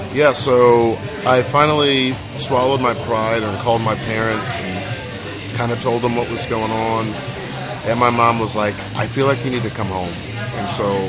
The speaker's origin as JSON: {"language": "English", "town": "Goose Creek", "region": "South Carolina", "country": "United States", "said": "when I travel, I tell people I'm from Charleston because yeah. they understand that way more than Goose Creek"}